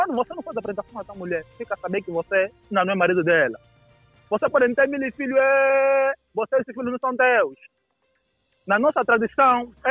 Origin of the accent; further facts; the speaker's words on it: Angola; nós como angolanos